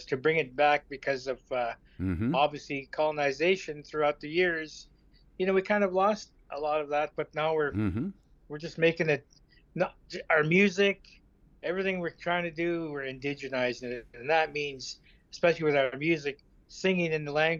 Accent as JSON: {"language": "English", "area": "Lilwat Nation", "region": "British Columbia", "country": "Canada", "said": "I'm from the Lilwat Statlam Nation here in just 2 hours north of Vancouver, British Columbia."}